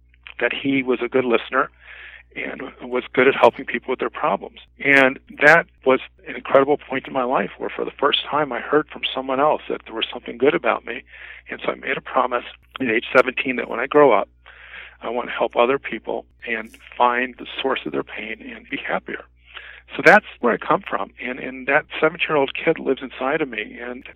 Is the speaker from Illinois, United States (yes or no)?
yes; Mount Prospect, Illinois, United States; moved away as an adult; also born or lived in Japan / Arlington Heights, Illinois; I'm originally from Mount Prospect, Illinois